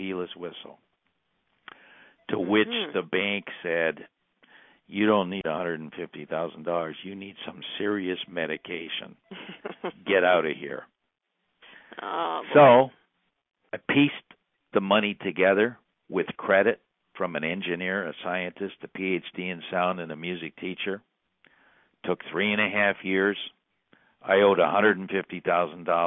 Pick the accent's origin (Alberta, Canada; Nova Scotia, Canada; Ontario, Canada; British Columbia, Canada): Ontario, Canada; Burlington; Canadian kid that grew up in Burlington, Ontario